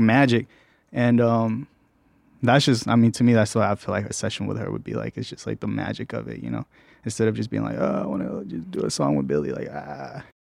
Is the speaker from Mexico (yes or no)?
yes; Mexico; I'm from Mexico, so that's really where my heart's